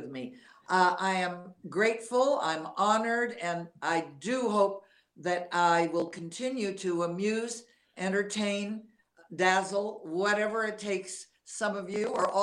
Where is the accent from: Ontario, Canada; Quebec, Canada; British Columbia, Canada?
Quebec, Canada; Montreal; also born or lived in Texas; now in United States; I'm from Montreal, Canada